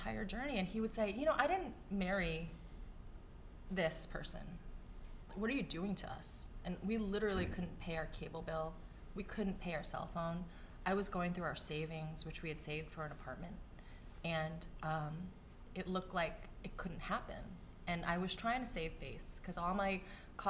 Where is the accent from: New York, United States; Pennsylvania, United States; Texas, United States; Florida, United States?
New York, United States; New York City; growing up in New York City